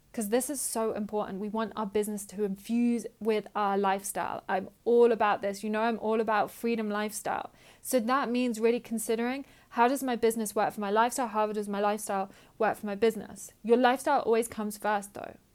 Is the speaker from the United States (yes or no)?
no; United Kingdom; I'm British